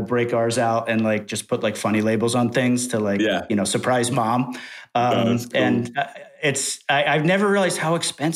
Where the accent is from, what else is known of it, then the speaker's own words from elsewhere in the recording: New York, United States; As a New Yorker